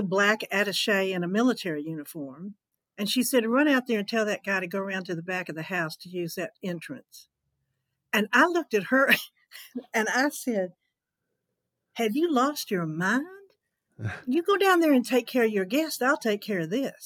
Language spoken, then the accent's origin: English; Alabama, United States; moved away as an adult; also born or lived in Atlanta / Los Angeles; growing up in Alabama